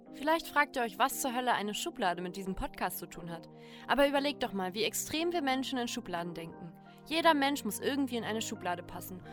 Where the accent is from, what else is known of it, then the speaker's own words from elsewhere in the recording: Germany; ich komme aus Deutschland, bin in Deutschland geboren